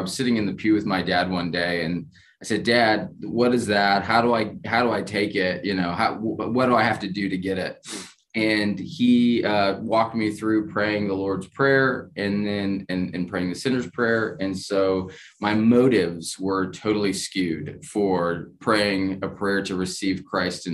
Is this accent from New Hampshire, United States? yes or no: yes; Keene, New Hampshire, United States; I grew up in Keene. So the southwest corner of the state.